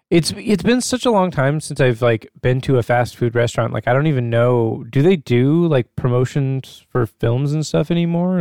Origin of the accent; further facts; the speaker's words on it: Alaska, United States; growing up in Alaska, right, you're pretty isolated from the rest of the world.